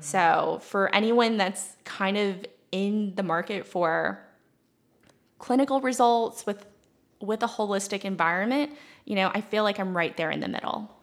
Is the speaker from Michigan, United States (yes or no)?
no; Mount Pleasant, South Carolina, United States; also born or lived in Leonardtown, Maryland / Asheville, North Carolina; I was born in Maryland, okay. actually in Leonardtown, which is, you know, as far south as you could get in tobacco country. Then I moved here into Mount Pleasant, went to Clemson